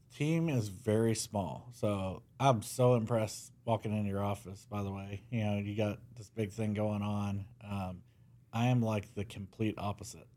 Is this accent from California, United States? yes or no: no; Mesquite, Texas, United States; I was born in Mesquite